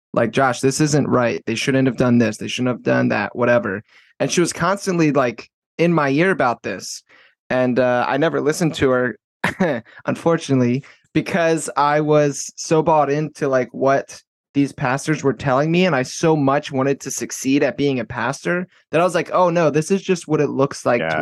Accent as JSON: {"language": "English", "town": "Baltimore", "region": "Maryland", "country": "United States", "also_born_or_lived": "South Florida", "said": "I'm from Maryland, uh, Baltimore."}